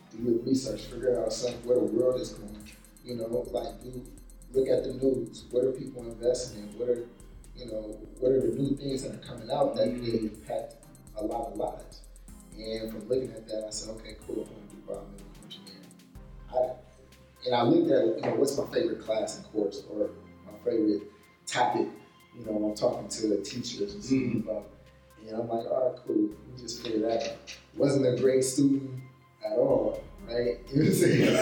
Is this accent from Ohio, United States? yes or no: no; Richmond, California, United States; I'm somebody from Richmond, California, the Bay Area, born and raised